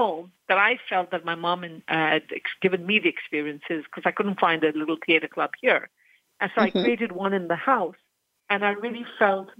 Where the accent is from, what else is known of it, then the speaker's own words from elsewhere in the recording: Kenya; I was born and raised in Kenya